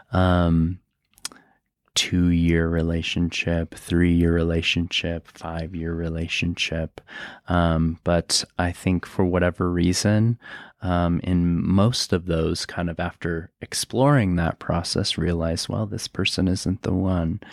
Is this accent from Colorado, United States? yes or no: yes; Aurora, Colorado, United States; I grew up in Aurora. Um, it's a part of Denver